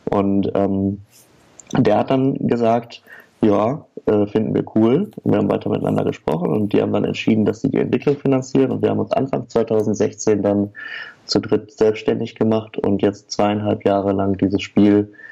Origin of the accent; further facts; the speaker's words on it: Oer-Erkenschwick, North Rhine-Westphalia, Germany; Also wir, wir kennen uns, äh, weil wir alle aus der gleichen Stadt kommen. Wir kommen nämlich alle aus Oererkenschwick. Das ist eine kleine Stadt am Rande des nördlichen Ruhrgebiets.